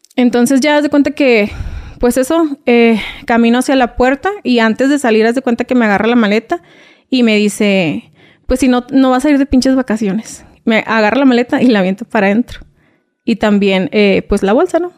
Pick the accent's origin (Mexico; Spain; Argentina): Mexico; Reynosa, Tamaulipas; moved away as an adult; also born or lived in Veracruz; yo soy de Reynosa, Tamaulipas. Viví ahí, residí ahí todo.